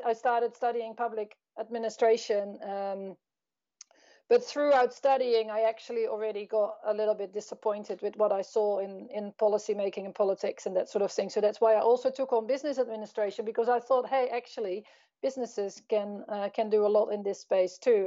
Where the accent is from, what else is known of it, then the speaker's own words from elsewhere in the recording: Netherlands; I grew up in the Netherlands.